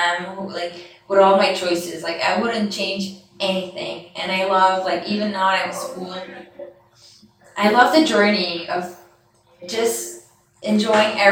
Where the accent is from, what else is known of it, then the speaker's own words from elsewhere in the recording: Canada; moved away as an adult; also born or lived in France; I came from Canada